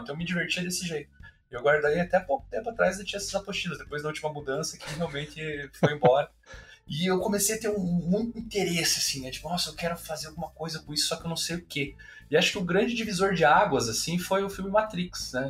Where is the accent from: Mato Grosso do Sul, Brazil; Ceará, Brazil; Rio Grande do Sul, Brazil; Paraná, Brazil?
Paraná, Brazil; Curitiba; eu sou daqui também, né? nasci em Curitiba, moro em Curitiba